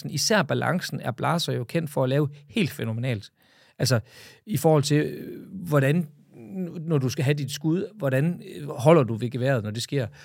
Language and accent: Danish; Jutland, Denmark; jeg er jo fra Jylland, så vi skal lige have masseret prisen på plads.